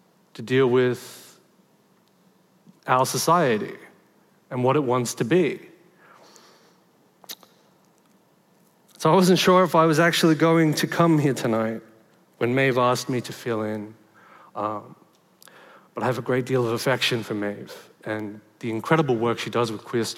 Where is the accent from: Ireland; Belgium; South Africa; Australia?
Australia; Sydney, New South Wales; I was born in Liverpool in Western Sydney.